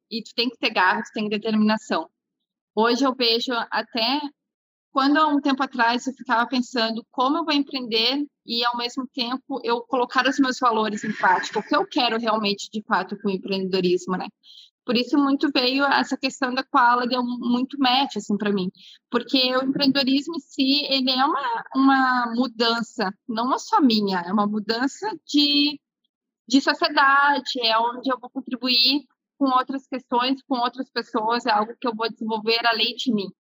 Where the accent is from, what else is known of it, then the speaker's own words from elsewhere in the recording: Porto Alegre, Rio Grande do Sul, Brazil; eu nasci aqui no Rio Grande do Sul mesmo, nasci em Porto Alegre